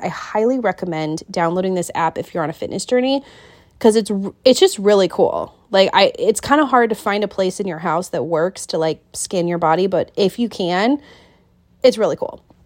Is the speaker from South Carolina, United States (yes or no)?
no; Kent, Washington, United States; moved away as an adult; now in Wilmington, United States; I was born and raised in Kent.